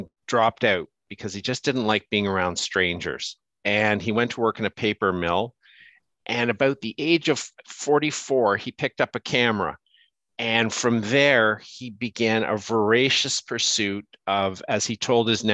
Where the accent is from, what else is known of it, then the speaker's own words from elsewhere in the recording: Canada; also born or lived in South Africa; now in New York, United States; I'm Canadian